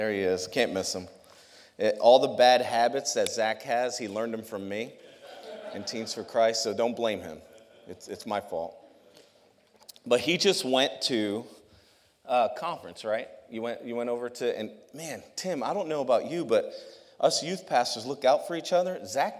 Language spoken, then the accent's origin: English; New York, United States; New York.